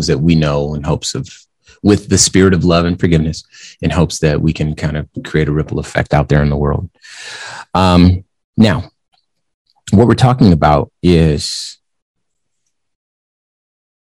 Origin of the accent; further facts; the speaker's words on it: West Coast, United States; moved away as an adult; now in Arizona, United States; I grew up on the West Coast and in my adult life, I've lived in Arizona.